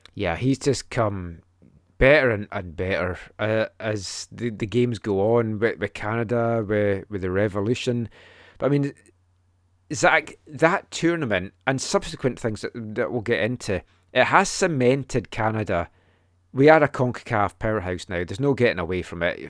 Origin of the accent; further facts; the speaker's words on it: Scotland, United Kingdom; a Scottish fan that grew up watching us qualify from the seventy-four to the ninety-eight World Cups